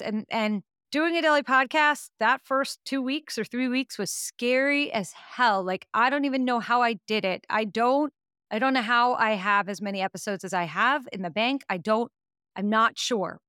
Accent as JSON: {"language": "English", "region": "New York", "country": "United States", "said": "I'm from New York"}